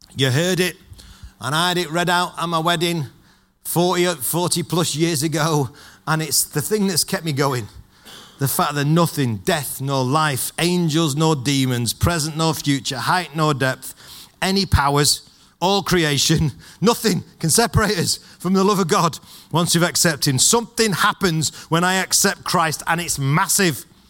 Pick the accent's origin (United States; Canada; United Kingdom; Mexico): United Kingdom; Manchester, North West England; I'm from Manchester and I'm a Manchester United fan